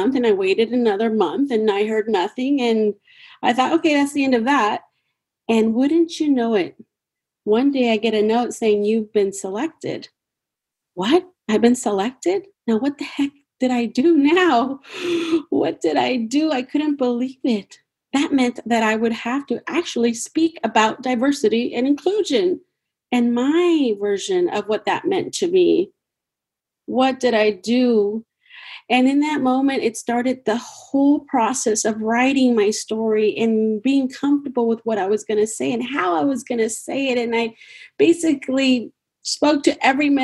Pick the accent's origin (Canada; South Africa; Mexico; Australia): Mexico; moved away; I am from Mexico